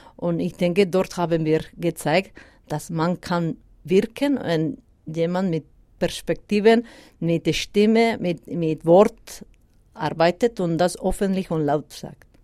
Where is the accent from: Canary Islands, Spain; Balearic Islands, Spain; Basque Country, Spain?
Basque Country, Spain; first language Basque; German is a second language; moved away as an adult; now in Switzerland; Baskisch, meine Muttersprache